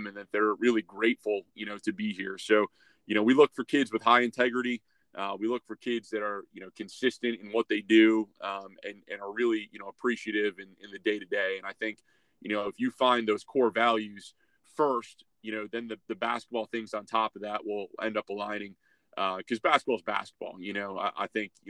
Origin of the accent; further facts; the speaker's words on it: Syracuse, New York, United States; now in Dayton, United States; my hometown of Syracuse